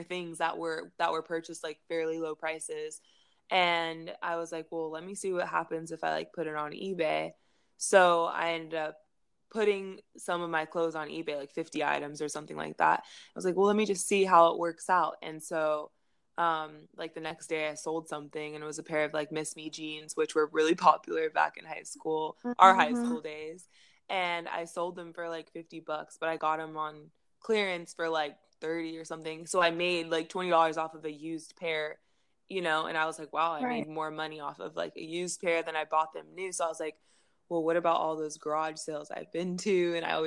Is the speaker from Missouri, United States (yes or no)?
no; Denver, Colorado, United States; I'm from Denver, Colorado.